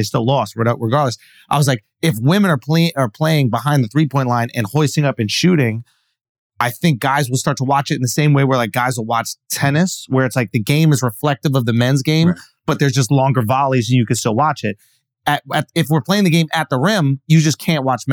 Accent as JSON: {"language": "English", "region": "New York", "country": "United States", "tie": "born or raised there", "said": "when I was growing up in New York"}